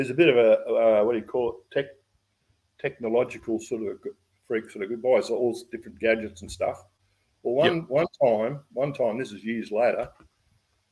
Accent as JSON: {"language": "English", "town": "Ballina", "region": "New South Wales", "country": "Australia", "said": "we come from Ballina"}